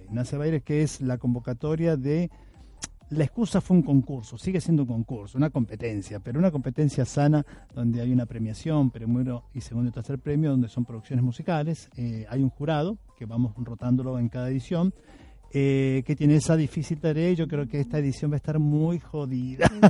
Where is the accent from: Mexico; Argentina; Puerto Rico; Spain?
Argentina; also born or lived in Venezuela; Yo digo compatriotas porque yo soy argentino, pero ellos son venezolanos.